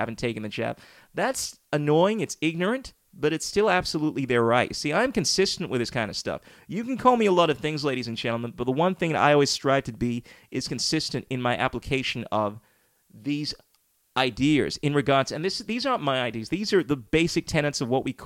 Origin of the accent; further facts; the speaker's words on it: Ghana; now in Australia; my hometown, Ghana